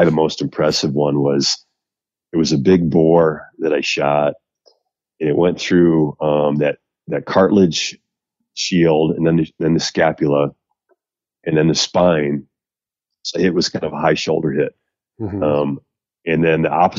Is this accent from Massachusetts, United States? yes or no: no; central Wisconsin, United States; now in Colorado, United States; Wisconsin, my hometown area, kind of central Wisconsin